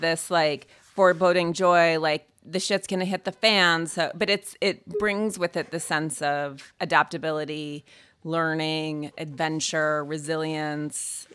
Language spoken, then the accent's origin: English; Montana, United States; I grew up in Montana.